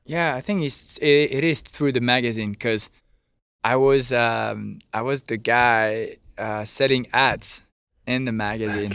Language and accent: English; French Riviera, Provence-Alpes-Côte d'Azur, France; English is a second language; moved away as an adult; now in Normandy, France; I'm from the French Riviera